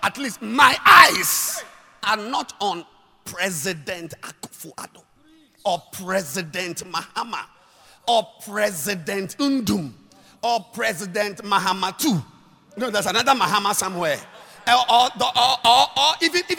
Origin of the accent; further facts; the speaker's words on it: Ghana; we are Ghanaians. I'm not Togolese